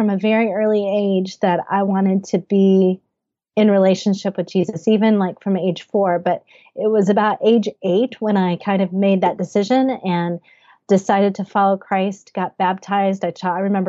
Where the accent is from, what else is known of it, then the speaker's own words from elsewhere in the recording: Huntington, West Virginia, United States; moved away as an adult; also born or lived in San Francisco / New England / Boston; now in Washington DC, United States; Well, I grew up in Huntington, West Virginia. I lived there for 23 years of my life